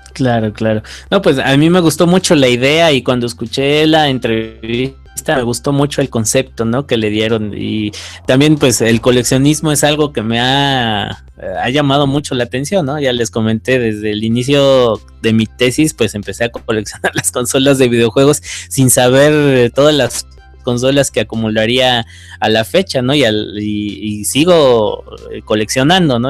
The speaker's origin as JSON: {"language": "Spanish", "region": "Mexico City", "country": "Mexico", "moved": "as an adult", "lives_now": "Guanajuato, Mexico", "said": "Soy de la Ciudad de México, pero actualmente estoy radicando en el Bajío, en, Guanajuato."}